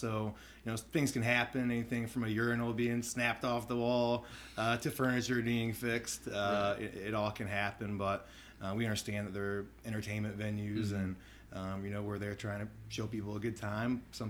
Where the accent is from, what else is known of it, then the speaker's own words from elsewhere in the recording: Mansfield, Ohio, United States; Mansfield, Ohio, which is just about an hour north of Columbus.